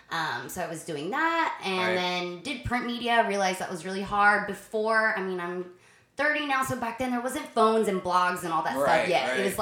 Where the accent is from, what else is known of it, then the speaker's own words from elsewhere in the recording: Florida, United States; also born or lived in Arkansas / Australia; So I'm a singer, but born and raised in Florida. Actually, right. Well, born in Arkansas, but raised here.